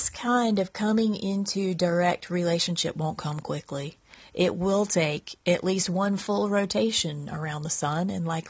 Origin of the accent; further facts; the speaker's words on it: Eastern North Carolina, United States; I live in Central North Carolina. I grew up in Eastern North Carolina. I've lived here all of my life.